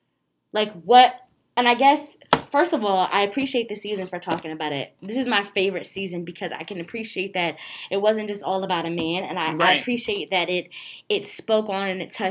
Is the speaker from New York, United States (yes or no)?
no; Philadelphia, Pennsylvania, United States; I'm from Philly, nigga. Let's run.